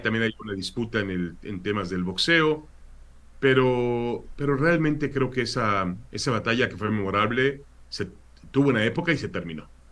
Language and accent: Spanish; Mexico; also born or lived in Israel / California, United States; now in San Diego, United States; Yo nací en Israel siendo muy, siendo este, viviendo hasta los 7, 8 años, hasta que mi padre pues decide regresar a México